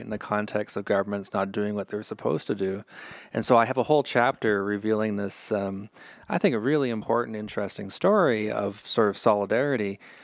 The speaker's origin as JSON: {"language": "English", "town": "Thunder Bay", "region": "Ontario", "country": "Canada", "tie": "born or raised there", "moved": "as an adult", "said": "I grew up in Thunder Bay, which is a, a fair ways from Sturgeon Falls, but it's, it's the same region"}